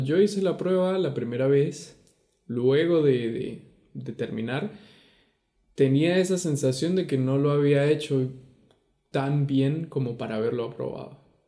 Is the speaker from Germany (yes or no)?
no; Venezuela; moved away; also born or lived in Argentina; de Venezuela.